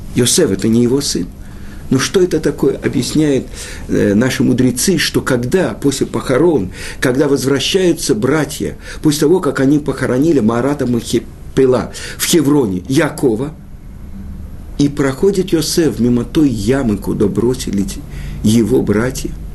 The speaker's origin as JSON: {"language": "Russian", "country": "Russia", "tie": "born or raised there", "said": "Мы родились в России"}